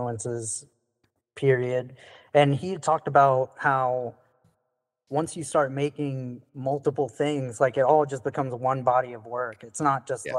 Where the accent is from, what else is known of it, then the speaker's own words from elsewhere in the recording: the South, United States; I'm from the South, you know, I live in the South